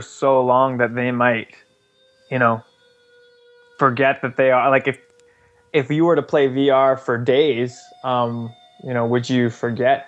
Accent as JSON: {"language": "English", "country": "Canada", "said": "I'm Canadian, but I'm not French Canadian"}